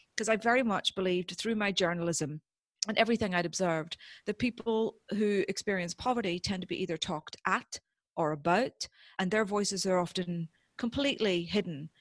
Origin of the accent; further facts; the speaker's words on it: Northern Ireland, United Kingdom; growing up in Northern Ireland during the Troubles